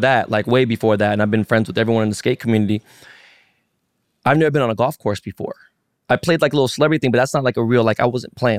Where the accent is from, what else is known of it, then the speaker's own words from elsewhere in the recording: Los Angeles, California, United States; also born or lived in San Francisco; I was born and raised in Koreatown. I was in K-Town